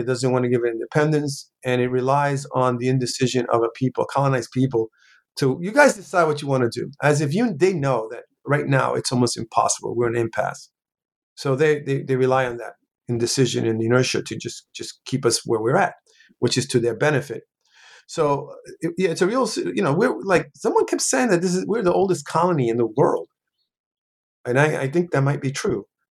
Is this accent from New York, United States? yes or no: yes; New York City, New York, United States; also born or lived in Puerto Rico; I pretty much uh, grew up in New York City, in the South Bronx specifically